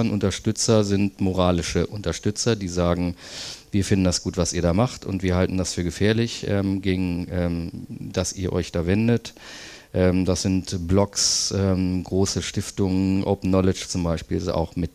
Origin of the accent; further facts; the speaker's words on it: Berlin, Germany; Ich komme aus Berlin und ähm, habe dort vor vielen Jahren, sieben mittlerweile, glaube ich, diese Initiative gegründet